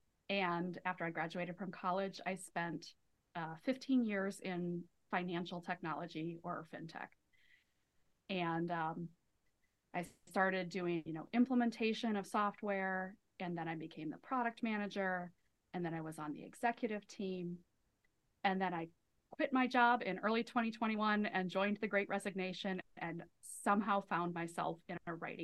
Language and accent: English; Midwest, United States; I'm from the Midwest